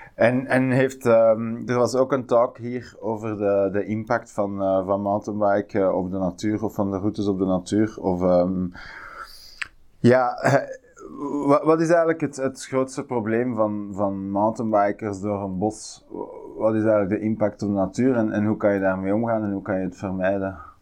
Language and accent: Dutch; Tervuren, Flanders, Belgium; de bossen waar ik opgegroeid ben in Tervuren.